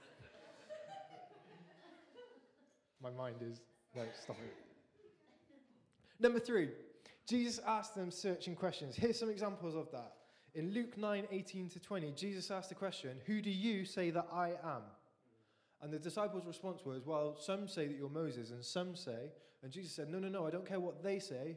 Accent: England, United Kingdom; as English people

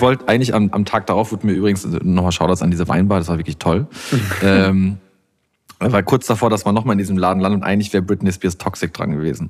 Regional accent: Iserlohn, North Rhine-Westphalia, Germany; bei uns in meiner Heimatstadt von meinen Eltern ist ja eines der größten Schützenfeste Deutschlands

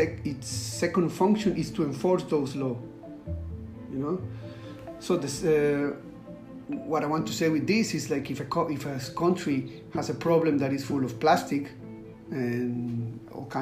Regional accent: Costa Rica; now in Singapore; I live in Singapore and I am from Costa Rica.

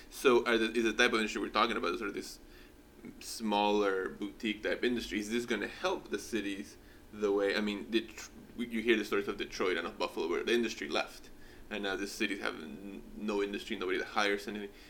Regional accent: Callao, Peru; moved away; I was born in Peru and I grew up in Callao, Lima

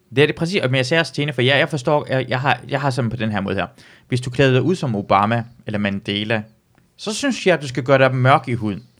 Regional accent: near Aalborg, North Denmark Region, Denmark; hvor jeg voksede op ind, så, så plejer jeg altid at sige, at uden for Aalborg, en by, der hedder Lykstør

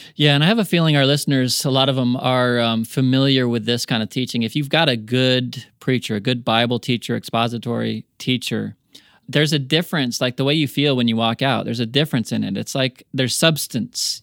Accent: United States; accent: American; also born or lived in New Zealand; my American accent

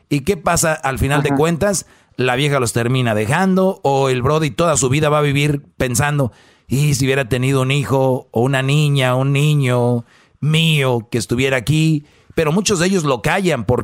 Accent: Huehuetenango, Guatemala; now in Colorado, United States; Ah, de Huehuetenango.

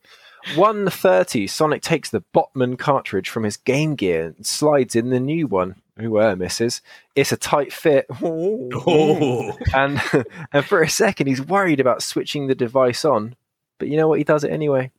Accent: England, United Kingdom; I'm English

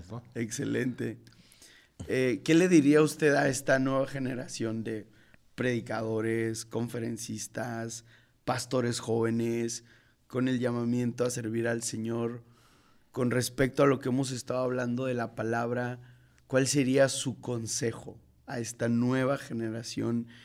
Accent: Mexico City, Mexico; Yo tengo el, privilegio de, de haber nacido en, en, Iztapalapa.

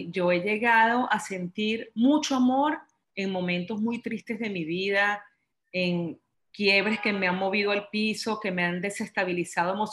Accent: Venezuela; moved away; cuando me vine de Venezuela, cuando tuve que separarme de mi familia, cuando tuve que separarme de, mi casa, de mis amigos, de mi trabajo

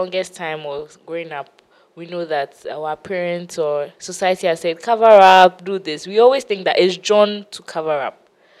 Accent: China; Well, I mean, we're from China.

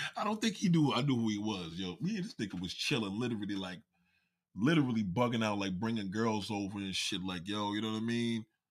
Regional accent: New York City, New York, United States; raised out here in Staten Island

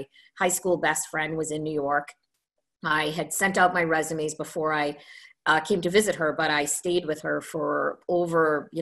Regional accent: Trinidad & Tobago; moved away as an adult; also born or lived in Ontario, Canada; So I was born in Trinidad in the Caribbean. And I lived there until I was, just turned to 18. And I left to go to Canada to go to university

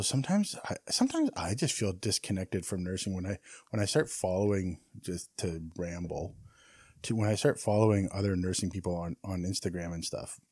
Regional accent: Canada

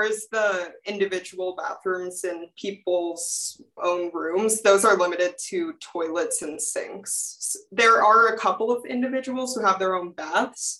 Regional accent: Houston, Texas, United States; moved away as an adult; now in Walla Walla, United States; I'm coming from Houston, Texas, and I live in North Hall

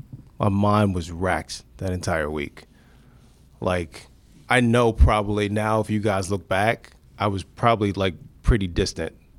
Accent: Maryland, United States; moved away as an adult; now in Cleveland, United States; Of course I'm from Maryland

